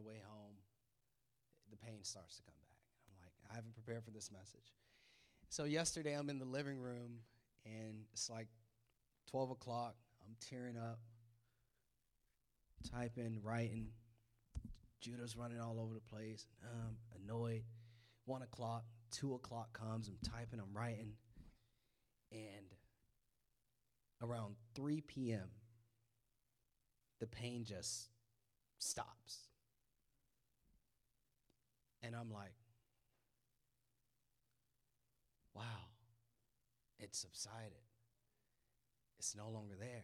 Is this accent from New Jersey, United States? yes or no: no; Florida, United States; moved away; we moved up here from Florida